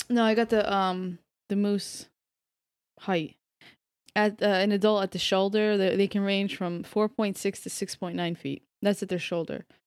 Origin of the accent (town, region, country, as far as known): Orange County, New York, United States; born or raised there